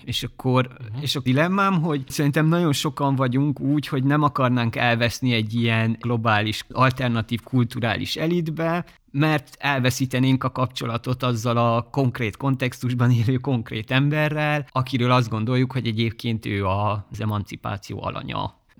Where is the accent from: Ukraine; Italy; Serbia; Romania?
Romania; Székely Land; now in Hungary; én tényleg egy ilyen viszonylag tradicionális székelyföldi kis faluból származom